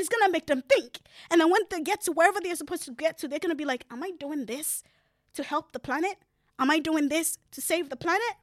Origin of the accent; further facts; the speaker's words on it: Ghana; moved away; I grew up in Africa